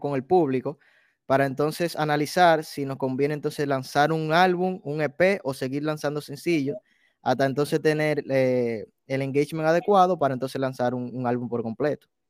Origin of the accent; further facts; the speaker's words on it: Dominican Republic; first language Spanish; also born or lived in New York City; now in New York, United States; yo nací me crié en la República, en la República Dominicana